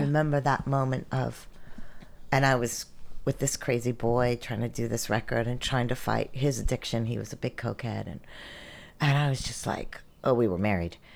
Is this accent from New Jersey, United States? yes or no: no; Greensburg, Pennsylvania, United States; also born or lived in New York; now in Athens, United States; I grew up in, outside of kind of Latrobe, um, Pennsylvania, Greensburg, Pennsylvania